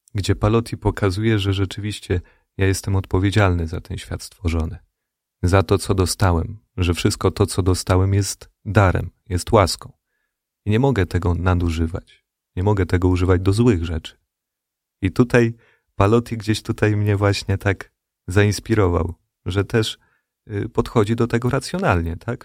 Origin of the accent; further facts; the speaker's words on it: Radom, Masovian Voivodeship, Poland; ja pochodzę z Radomia